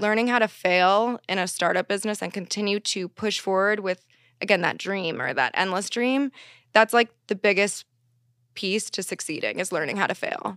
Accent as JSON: {"language": "English", "region": "East Coast", "country": "United States", "moved": "yes", "lives_now": "Los Angeles, United States", "said": "I am from the East Coast"}